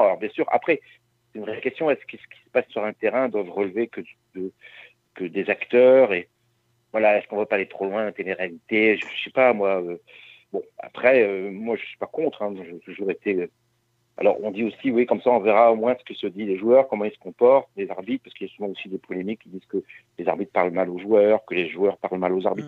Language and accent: French; Brest, Brittany, France; je suis breton